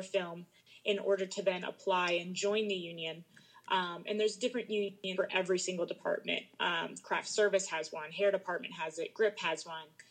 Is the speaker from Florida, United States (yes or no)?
no; Maryland, United States; moved away as an adult; I grew up in Maryland